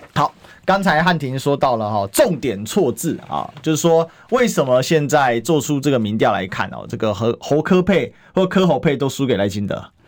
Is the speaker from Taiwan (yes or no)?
yes; Taiwan; 我们作为台湾人